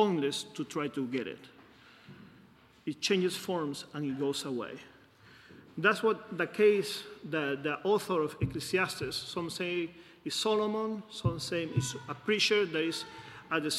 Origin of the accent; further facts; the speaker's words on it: Peru; moved away; I'm from Peru.